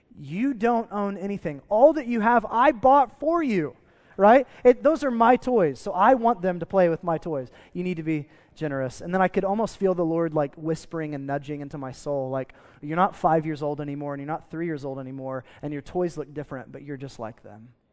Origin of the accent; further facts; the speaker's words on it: United States; as an American